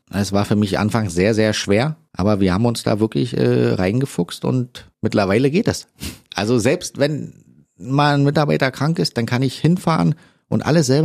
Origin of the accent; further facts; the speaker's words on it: Berlin, Germany; ist natürlich irgendwie schön, weil ich bin ja eigentlich Berliner.